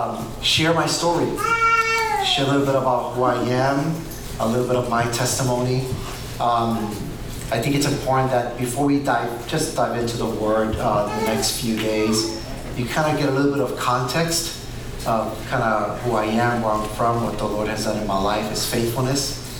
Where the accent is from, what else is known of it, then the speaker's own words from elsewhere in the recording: New York, United States; also born or lived in Puerto Rico; But I was born and raised in Puerto Rico. My mom, she's a white Puerto Rican. My dad is a black Puerto Rican. And so you get this guy right here. However, I moved to New York.